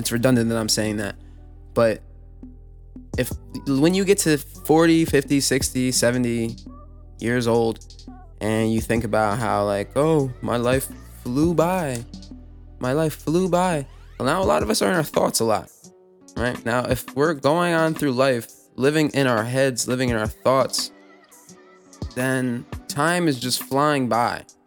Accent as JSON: {"language": "English", "town": "New York City", "region": "New York", "country": "United States", "said": "I'm from New York City."}